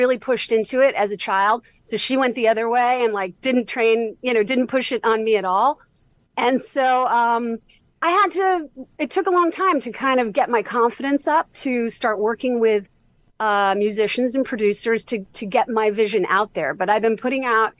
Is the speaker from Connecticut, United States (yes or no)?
no; New York City, New York, United States; I grew up in New York City